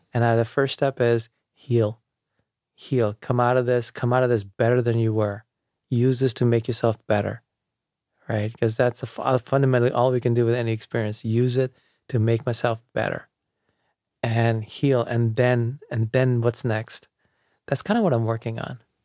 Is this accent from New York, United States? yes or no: yes; New York City, New York, United States; also born or lived in India; I grew up outside of the city in Jamaica, Queens